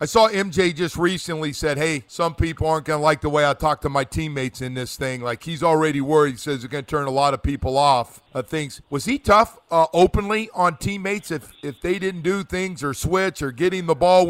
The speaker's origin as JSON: {"language": "English", "region": "West Coast", "country": "United States", "tie": "born or raised there", "said": "I grew up out in the West Coast"}